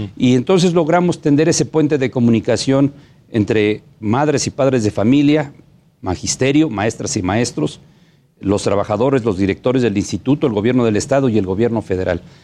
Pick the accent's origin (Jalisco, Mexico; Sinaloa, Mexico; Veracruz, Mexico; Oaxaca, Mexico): Oaxaca, Mexico; como oaxaqueños que somos